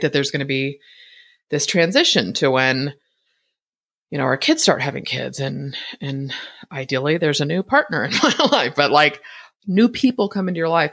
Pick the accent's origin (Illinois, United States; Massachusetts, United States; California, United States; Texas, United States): California, United States; Bay Area; moved away as an adult; now in Boise, United States; Born and raised in the Bay Area, I spent my entire adult life in Northern California.